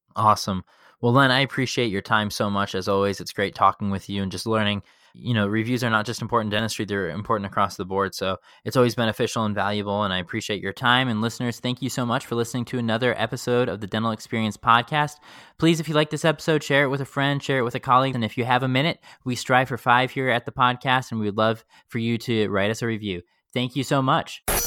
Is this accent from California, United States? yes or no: no; Chicago, Illinois, United States; in middle school growing up in Chicago